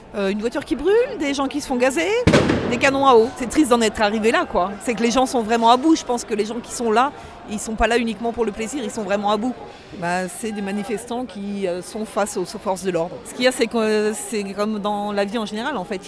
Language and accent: French; Lyon, Auvergne-Rhône-Alpes, France; je viens de Lyon, j'ai 43 ans